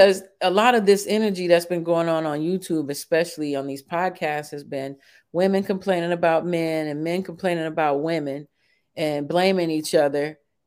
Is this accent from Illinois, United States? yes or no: yes; Chicago, Illinois, United States; I grew up in Chicago. In the projects sometimes